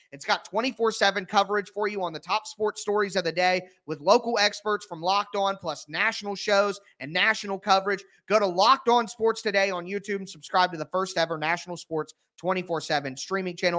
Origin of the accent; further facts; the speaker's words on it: Midwest, United States; I'm from the Midwest